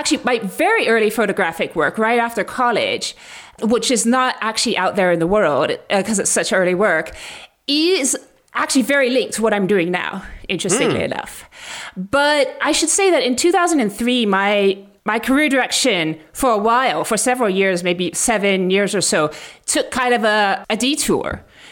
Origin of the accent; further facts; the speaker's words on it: Mali; And especially because I had experience growing up in Muslim countries like Mali